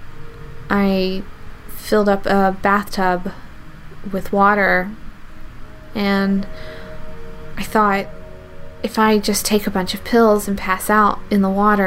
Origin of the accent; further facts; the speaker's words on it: the South, United States; I grew up in the South